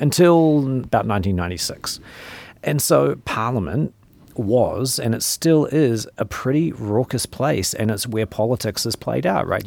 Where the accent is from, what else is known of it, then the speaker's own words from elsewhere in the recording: New Zealand; accent: New Zealand; moved away; I grew up in New Zealand